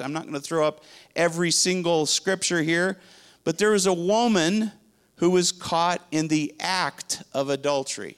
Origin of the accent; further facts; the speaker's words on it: Spain; now in Dallas, United States; I grew up in Spain